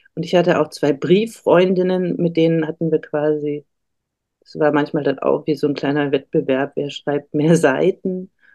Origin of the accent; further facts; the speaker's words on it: Erlangen, Bavaria, Germany; moved away as an adult; also born or lived in Nuremberg; now in Berlin, Germany; ich bin in Erlangen geboren